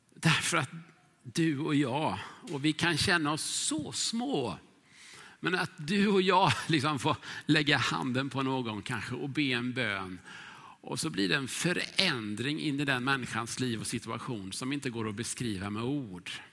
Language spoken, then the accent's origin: Swedish; Huskvarna, Jönköping County, Sweden; moved away as an adult; now in Stockholm, Sweden; växte jag upp i Huskvarna